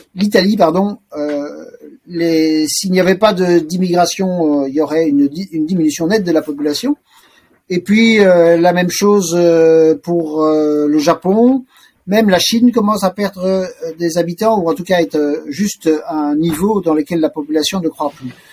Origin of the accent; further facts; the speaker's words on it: Brussels, Brussels-Capital Region, Belgium; Je suis né donc à Bruxelles en 1962. J'y ai toujours euh, vécu